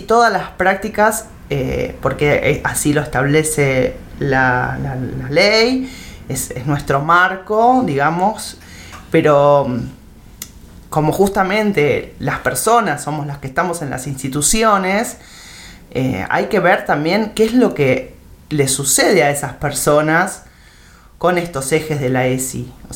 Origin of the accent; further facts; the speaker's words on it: Temperley, Buenos Aires Province, Argentina; moved away as an adult; now in El Bolsón, Argentina; yo nací en Buenos Aires, en provincia de Buenos Aires, en em, Temperley. Em, me vine a vivir al Bolsón en el año 97